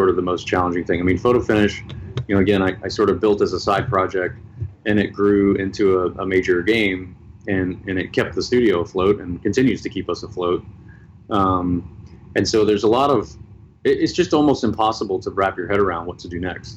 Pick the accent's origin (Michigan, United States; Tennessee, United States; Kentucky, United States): Tennessee, United States; I grew up in Tennessee